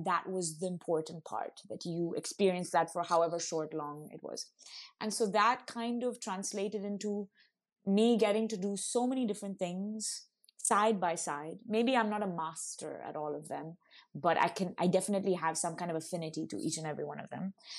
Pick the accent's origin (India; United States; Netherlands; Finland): India; Auroville, Tamil Nadu; So I think like growing up in Auroville, it was a lot about trying things out as well.